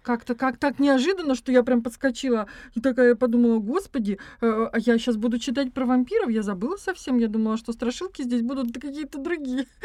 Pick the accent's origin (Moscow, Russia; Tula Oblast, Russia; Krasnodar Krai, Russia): Krasnodar Krai, Russia; a stanitsa in; moved away as an adult; now in Saint Petersburg, Russia; я э, вообще родилась в станице в Краснодарском крае. И э, я с ужасом думала о том, как я поеду в город